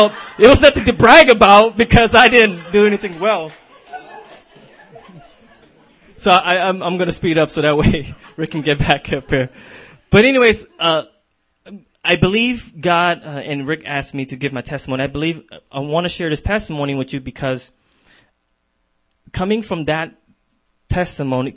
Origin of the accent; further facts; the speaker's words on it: San Diego, California, United States; now in Minneapolis, United States; I'm originally from San Diego